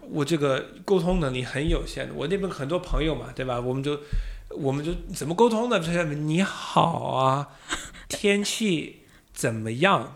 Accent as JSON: {"language": "Chinese", "country": "United States", "tie": "born or raised there", "also_born_or_lived": "Beijing, China", "accent": "Boston or American", "second_language": "Chinese", "moved": "as an adult", "lives_now": "Shanghai, China", "said": "我是土生土长的美国人呢，啊，也是中国女婿，老婆是来自湖北"}